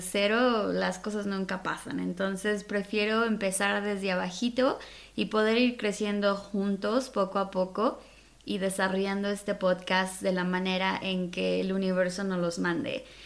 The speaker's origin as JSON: {"language": "Spanish", "region": "Mexico City", "country": "Mexico", "tie": "born or raised there", "moved": "yes", "said": "soy originaria de la Ciudad de México, en aquel entonces lo decían en el Distrito Federal."}